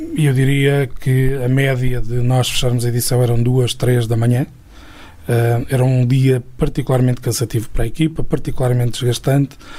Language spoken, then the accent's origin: Portuguese; Trás-os-Montes, Portugal; moved away as an adult; also born or lived in Coimbra; eu fui uma pessoa desde sempre muito ligada a, às minhas raízes e à minha terra em particular mesmo quando estive fora durante fora quando digo fora digo fora mesmo uhum. da, da, região durante 13 anos